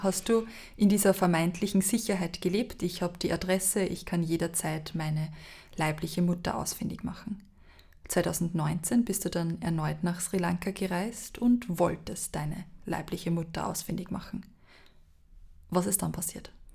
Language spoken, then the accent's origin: German; a small village in Lower Austria, Austria; In meinem Fall ist es ein kleines Dorf in Niederösterreich